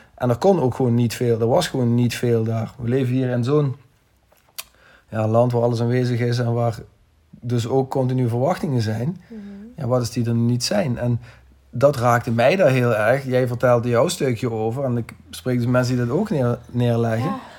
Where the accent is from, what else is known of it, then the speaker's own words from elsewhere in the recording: Netherlands; zijn we Nederlanders of West-Europeanen